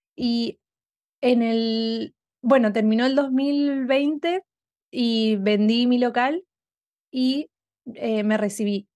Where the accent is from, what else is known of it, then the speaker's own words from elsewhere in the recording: Argentina; moved away as an adult; now in Houston, United States; soy una argentina viviendo en Estados Unidos hace um, casi tres años